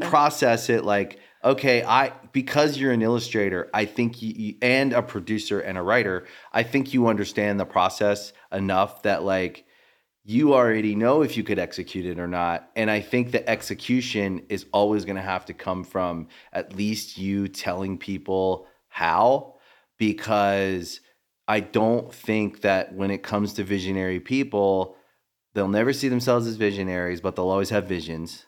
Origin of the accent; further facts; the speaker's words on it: Maryland, United States; moved away; We're both from Maryland